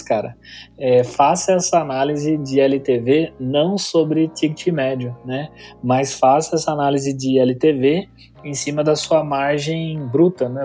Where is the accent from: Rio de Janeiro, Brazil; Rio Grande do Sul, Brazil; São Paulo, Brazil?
São Paulo, Brazil; Campinas; accent: caipira R (interior paulista); eu sou de São Paulo, tá? Campinas, então às vezes puxo o R um pouco